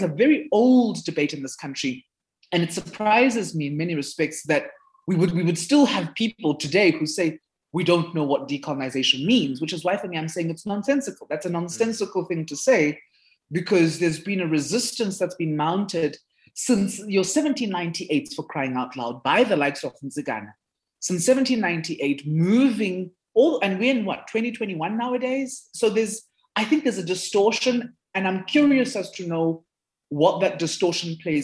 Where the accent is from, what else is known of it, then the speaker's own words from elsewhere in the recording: South Africa; first language Zulu; English is a second language; in South Africa, because of how our history has played itself out